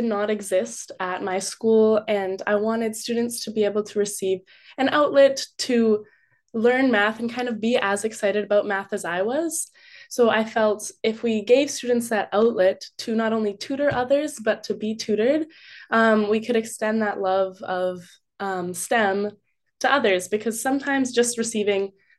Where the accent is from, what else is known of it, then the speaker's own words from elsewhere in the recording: West Coast, Canada; A lot of people I have met have been from Ontario, but they still welcome me, even though I'm from the West Coast.